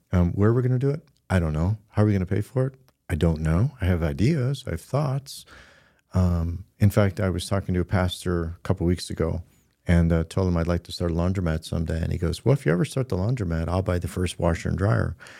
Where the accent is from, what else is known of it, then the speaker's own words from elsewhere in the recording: Midland, Michigan, United States; I'm not from Grand Rapids, we're from Midland